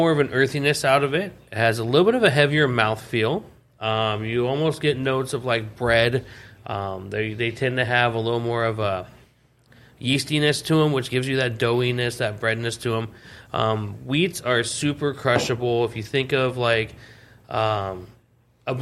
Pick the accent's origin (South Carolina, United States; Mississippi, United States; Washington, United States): Washington, United States; Seattle; moved away; I'm from Seattle